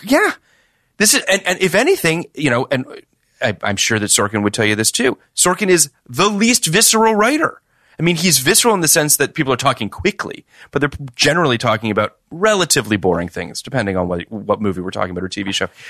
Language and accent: English; Toronto, Ontario, Canada; I'm from Toronto